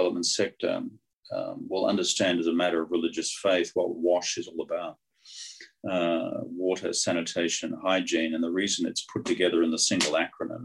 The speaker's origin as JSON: {"language": "English", "country": "Australia", "said": "Being Australian"}